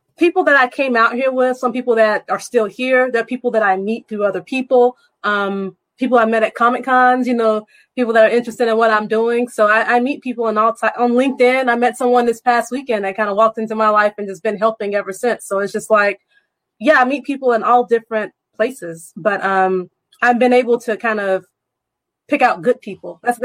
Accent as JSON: {"language": "English", "region": "the South", "country": "United States", "tie": "born or raised there", "said": "Well, I grew up in the South, so I'm in the Bible Belt."}